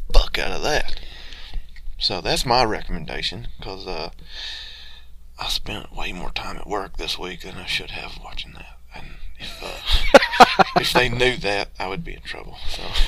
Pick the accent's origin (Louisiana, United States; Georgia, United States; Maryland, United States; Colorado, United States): Georgia, United States; growing up in the South in Georgia, especially where I'm from originally, you experience a lot of chicken houses